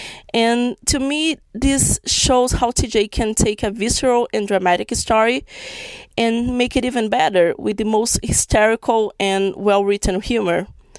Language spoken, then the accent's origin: English; Brazil; now in Miami, United States; I'm from Brazil, but I currently live in Miami, US.